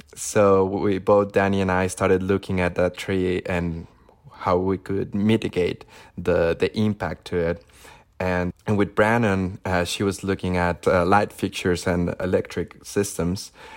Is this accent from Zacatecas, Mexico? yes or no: yes; Zacatecas, Mexico; moved away as an adult; now in Los Angeles, United States; I grew up in Zacatecas, which is World Heritage City by UNESCO.